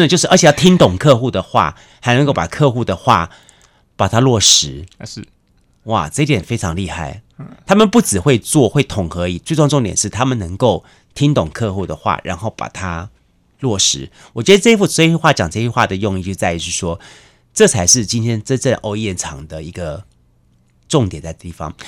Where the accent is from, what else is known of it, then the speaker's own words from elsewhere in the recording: Taiwan; 我们台湾人